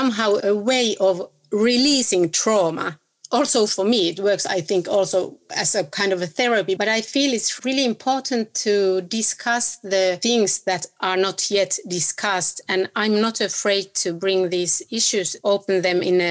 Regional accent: Oulu, North Ostrobothnia, Finland; My background is actually only in Finland. I'm from North Finland, from the city called Oulu.

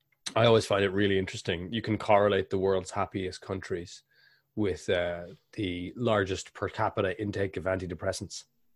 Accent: Ireland; Because we're both Irish and this is going to be a really intense conversation.

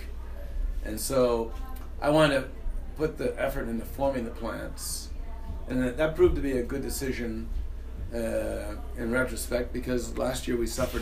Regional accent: Niagara County, New York, United States; I grew up in Niagara County, New York State

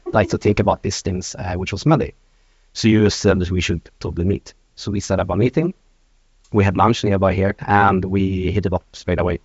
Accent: Norrland, Sweden; now in Stockholm, Sweden; I come from north of Sweden. I've uh, been living in Stockholm for the last 20 years

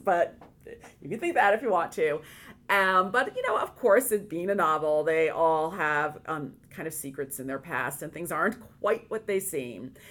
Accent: Hudson Valley, New York, United States; As a young woman, I grew up in the Hudson Valley, and um, which is um, in New York State

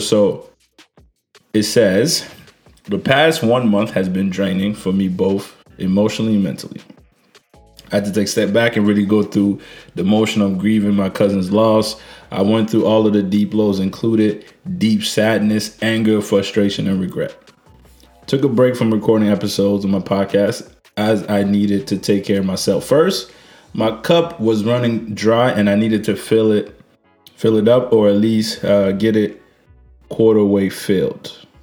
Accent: Niger; moved away; I was trying to go back to Niger. Uh, which is my home country

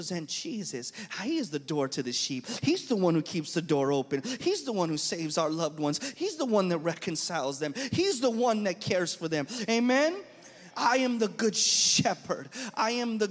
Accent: United States; I was raised in American culture

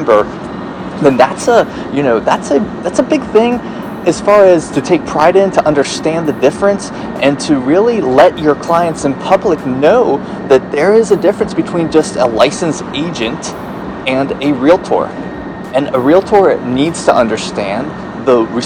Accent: Chicago, Illinois, United States; now in North Myrtle Beach, United States; my hometown, Chicago

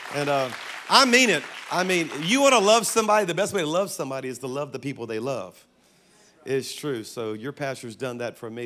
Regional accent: South Louisiana, United States; I'm from South Louisiana

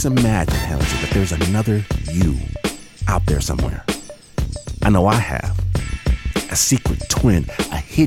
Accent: Michigan, United States; being from Michigan, the borderlands

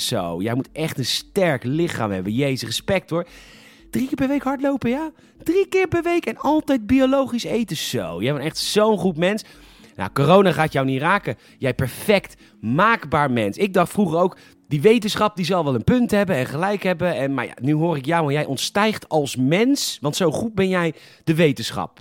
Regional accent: Netherlands; we waren als Nederlanders

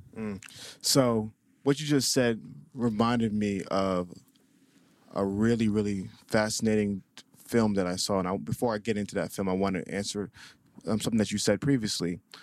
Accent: Atlanta, Georgia, United States; also born or lived in Staten Island, New York; I was raised in Atlanta, Georgia

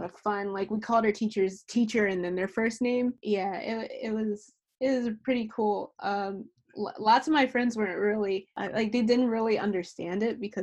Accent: New Jersey, United States; also born or lived in Philadelphia, Pennsylvania; I was born in Philly. My entire family's from Philly, but I was raised in New Jersey, in South Jersey, like 20 minutes away

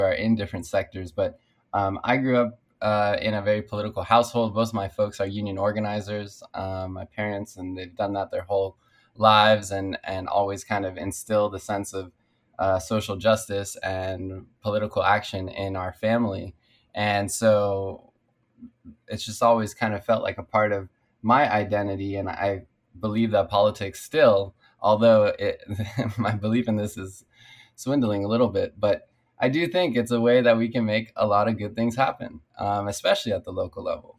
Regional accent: Culver City, California, United States; I grew up in Culver City on the west side, and my city has changed quite a bit. When I moved here with my parents, I was only 3 years old

